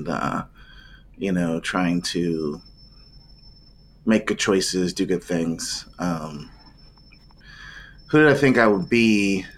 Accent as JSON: {"language": "English", "region": "Ohio", "country": "United States", "tie": "born or raised there", "said": "I grew up in Ohio, played soccer for most of my life, ran track"}